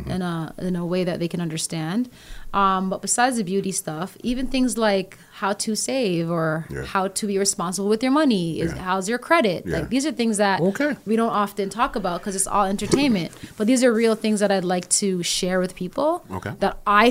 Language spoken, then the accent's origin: English; Jamaica; I'm Jamaican and I love being Jamaican and I love the Jamaican culture.